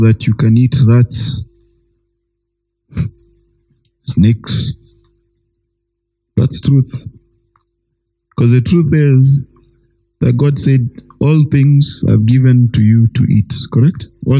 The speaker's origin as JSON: {"language": "English", "country": "Kenya", "tie": "born or raised there", "said": "I was born in Kenya, my friend, in the 1980s"}